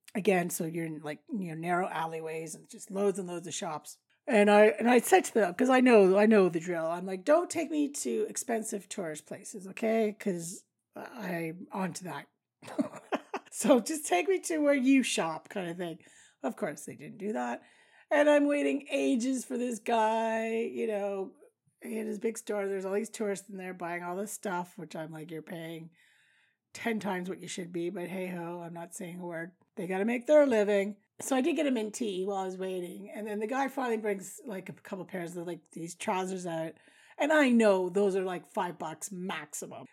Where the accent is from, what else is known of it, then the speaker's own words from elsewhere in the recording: Canada; I do know some French, obviously, being Canadian